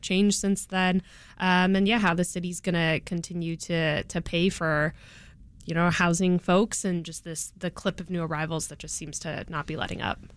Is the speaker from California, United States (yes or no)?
yes; California, United States; now in Chicago, United States; I'm from California